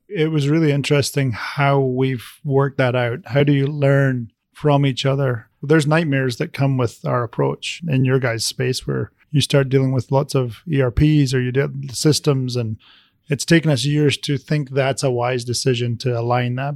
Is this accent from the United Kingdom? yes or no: yes; Scotland, United Kingdom; moved away; I was born in Scotland